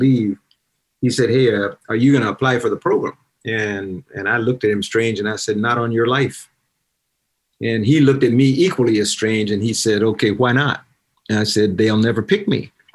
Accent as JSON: {"language": "English", "region": "South Carolina", "country": "United States", "moved": "yes", "said": "I was also from South Carolina"}